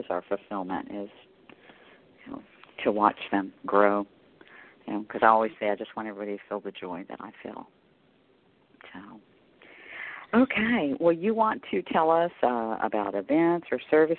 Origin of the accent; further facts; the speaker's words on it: the South, United States; I'm from the South